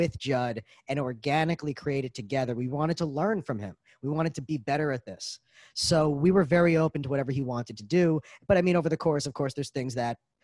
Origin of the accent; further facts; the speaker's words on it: New York City, New York, United States; I'm from Brooklyn